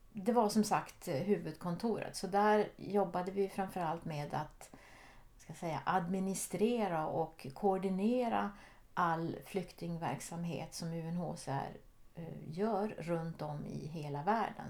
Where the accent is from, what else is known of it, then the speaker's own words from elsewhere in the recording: Norrbotten County, Sweden; moved away as an adult; also born or lived in Jokkmokk / Switzerland / Geneva; Jag är född ovanför polcirkeln i Jokkmokk. Men där bodde vi inte så länge. Men jag har mina rötter långt, långt uppe i norr. Och jag är uppvuxen i, i Norrbotten